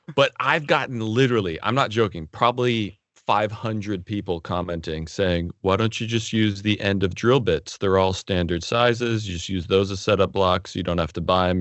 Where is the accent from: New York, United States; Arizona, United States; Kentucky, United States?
Arizona, United States; also born or lived in Oregon; when I was in fourth grade, we moved from Oregon to Arizona